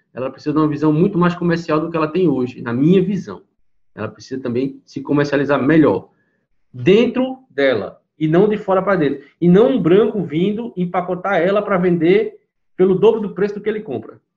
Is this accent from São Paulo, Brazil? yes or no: no; Recife, Pernambuco, Brazil; sou do Recife, eu faço capoeira aqui em Pernambuco